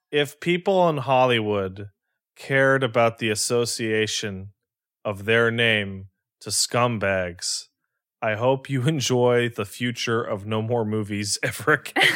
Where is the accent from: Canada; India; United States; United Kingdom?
Canada; because I'm Canadian